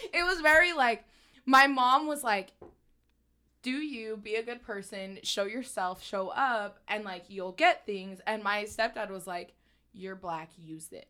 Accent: St. George, Utah, United States; also born or lived in California; I was born in sort of raised in California, but like we were saying, with the tween years, like, I feel like Utah, like, Saint George is where I, like, found myself

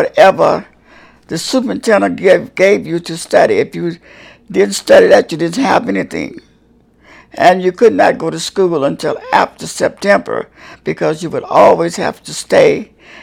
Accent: Marion, Alabama, United States; I was born in Marion, Alabama, 85 miles south of Birmingham, Alabama

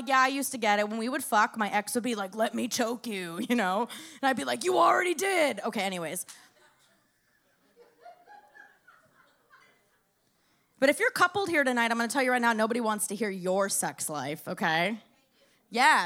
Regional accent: Miami, Florida, United States; I grew up in Miami

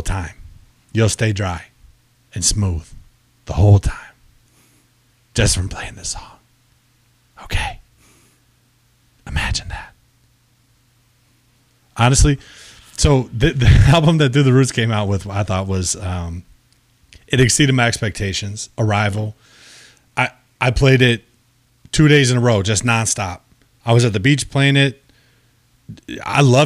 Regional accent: California, United States; I was made in California. I was born in California

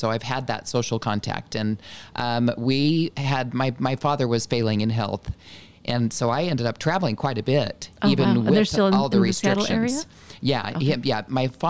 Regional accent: Renton, Washington, United States; In the south end of Seattle, a little town called Renton.

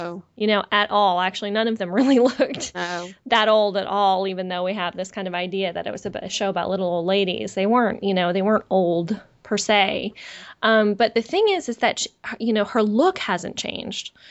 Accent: San Francisco Bay Area, California, United States; most of my family was was local to where where I grew up in the San Francisco Bay Area

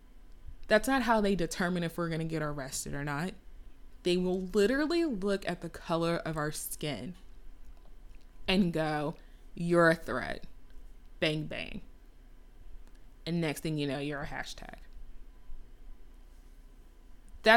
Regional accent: Texas, United States; I was in Texas.

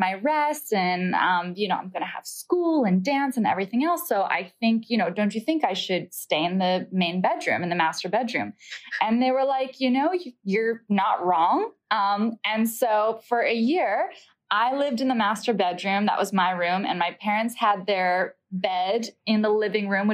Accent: New York, United States; being from New York. I would grow up watching American Ballet Theater performances

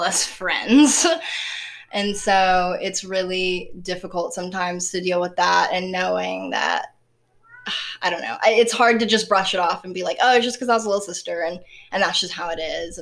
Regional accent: the South, Southern United States, United States; accent: southern; my southern accent

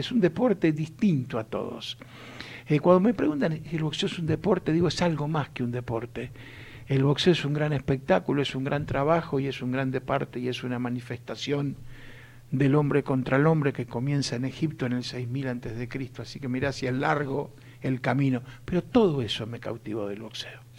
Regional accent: Mercedes, Buenos Aires Province, Argentina; mi infancia en Mercedes cuando uno con 7, 8 años ya iba a hacer los mandados

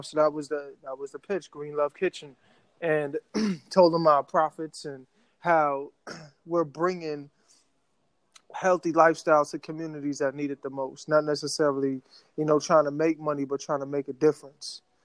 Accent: New York City, New York, United States; I grew up in New York City, like everything is at your front door. So you have so many food options. Like right across the street from my building in South Jamaica, Queens

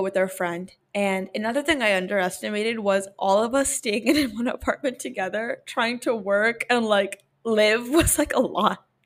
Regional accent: New York, United States; we're from New York

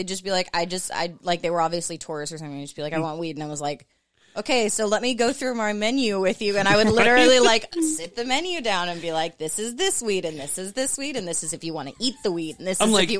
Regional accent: Florida, United States; also born or lived in Portland, Oregon; now in Las Vegas, United States; I'm from Florida. I lived in Portland for 2 years. Now I'm in Vegas.

